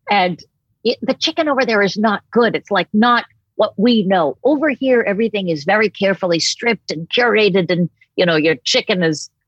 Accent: Boston, Massachusetts, United States; also born or lived in New Hampshire / Maine; Like I grew up in Boston and New Hampshire and Maine, that whole like the area where you could get good lobster and stuff like that. Never grew up eating a lick of fish.

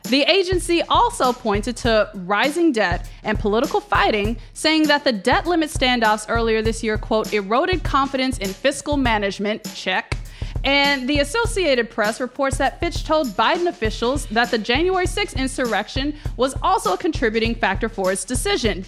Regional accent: Memphis, Tennessee, United States; I grew up in Memphis, Tennessee

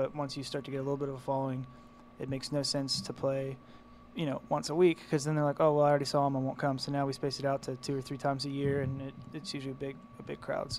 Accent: West Virginia, United States; But we're also from West Virginia, so we always get a question like, oh, these boys from the Rolling Hills. And it's like, well, we're not. We're from a college town, and we have a bunch of, you know, everything you guys have in big cities.

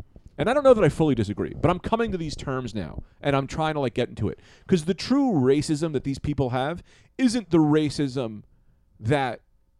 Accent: Boston, Massachusetts, United States; It's, I grew up in Boston. We say fag a lot.

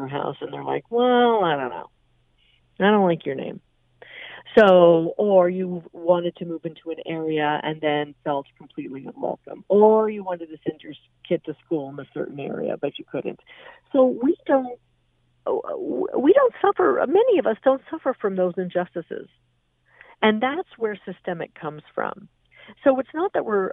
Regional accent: Canada; as a Canadian

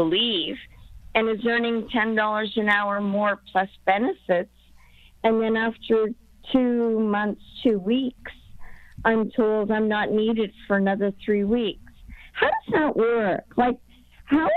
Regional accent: Hamilton, Ontario, Canada; I'm from Hamilton

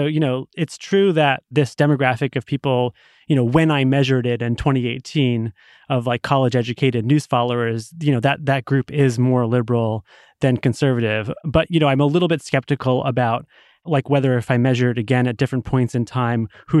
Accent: Massachusetts, United States; So, you know, take my home state of Massachusetts. We have a very popular Republican governor.

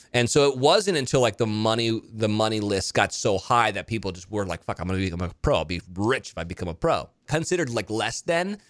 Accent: Monterey, California, United States; my hometown of Monterey or Carmel, Pebble Beach

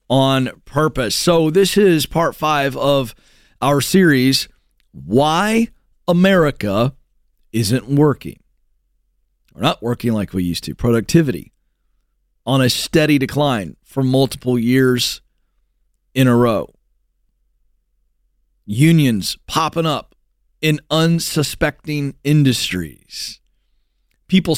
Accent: West Virginia, United States; I was born in West Virginia

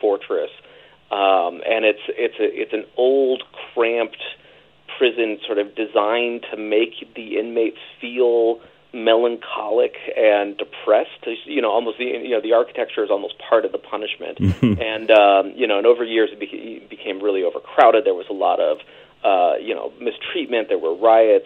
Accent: San Jose, California, United States; I grew up in San Jose, California, in the Bay Area outside of San Francisco.

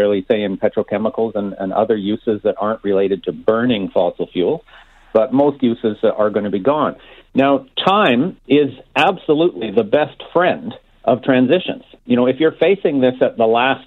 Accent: Alberta, Canada; I grew up in Alberta. I was born and bred there

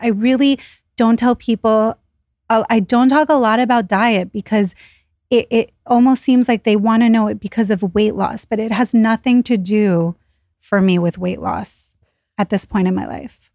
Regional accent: Israel; now in New York City, United States; I was born in Israel, so when we moved here

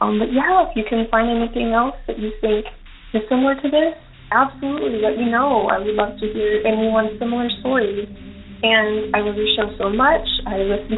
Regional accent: Yuma, Arizona, United States; also born or lived in Avondale, Arizona; I am from Yuma, Arizona, born and raised

